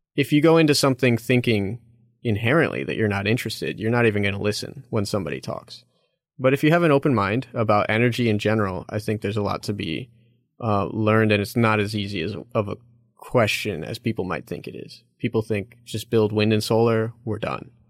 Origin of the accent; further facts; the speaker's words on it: Chicago, Illinois, United States; moved away as an adult; I'm originally from Chicago, so Illinois was close to where I grew up